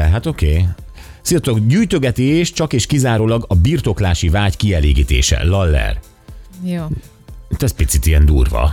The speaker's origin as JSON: {"language": "Hungarian", "town": "Kecskemét", "region": "Bács-Kiskun", "country": "Hungary", "tie": "born or raised there", "said": "Kecskeméten, ahol fölnőttem"}